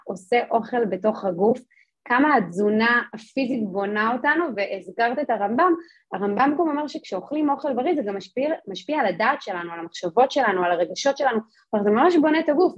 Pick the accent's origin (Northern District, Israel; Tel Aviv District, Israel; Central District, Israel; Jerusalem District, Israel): Jerusalem District, Israel; Jerusalem; אני גדלתי בירושלים